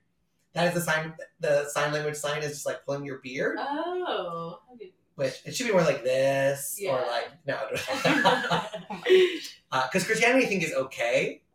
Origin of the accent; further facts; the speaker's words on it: New York, United States; So normally if I was doing a joke about being a New Yorker, the first time I'd say I'm a New Yorker and I do my joke.